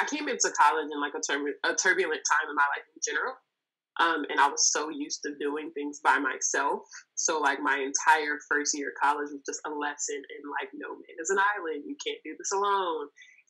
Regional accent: Inglewood, California, United States; I grew up in Los Angeles, California. I'm from Inglewood, to be exact.

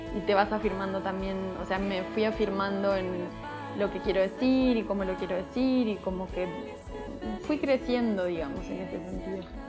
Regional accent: Montevideo, Uruguay; now in Mexico City, Mexico; Soy de Montevideo, Uruguay, que es la capital de Uruguay. Em, Vivo en Ciudad de México.

